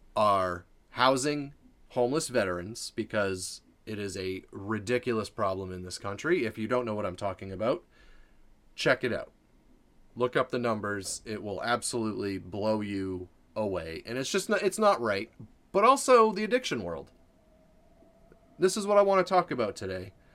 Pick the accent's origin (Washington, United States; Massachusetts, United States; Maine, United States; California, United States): Maine, United States; I'm from Maine